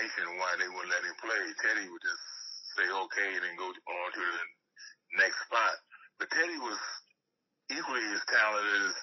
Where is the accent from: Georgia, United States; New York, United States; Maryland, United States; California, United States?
California, United States; also born or lived in Philadelphia; we moved from Philadelphia to California. And we just adopted California as our hometown. And that was it. You know, that's where we considered home. And I grew up there